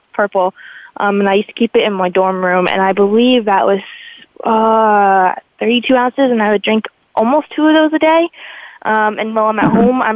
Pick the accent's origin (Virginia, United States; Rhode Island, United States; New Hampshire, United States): New Hampshire, United States; Nashua; born or raised there; also born or lived in Amherst, New Hampshire / Boston, Massachusetts; now in Vermont, United States